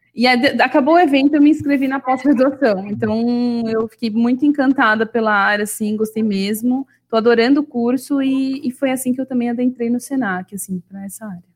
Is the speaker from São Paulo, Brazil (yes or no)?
yes; São Paulo, Brazil; eu sou de São Paulo, da capital, nasci e cresci aqui, nunca morei em outros lugares